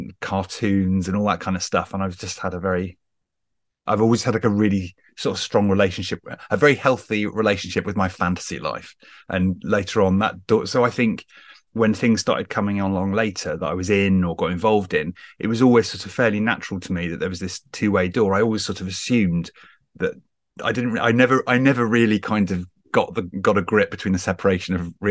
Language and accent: English; Wells, South West England, United Kingdom; also born or lived in Hawley, near London; I grew up in big inverted commas in the West Country, in a little city called Wells